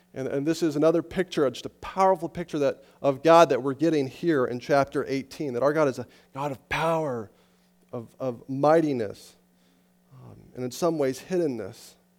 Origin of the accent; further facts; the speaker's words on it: Estes Park, Colorado, United States; I grew up in Estes Park, Colorado, up in the mountains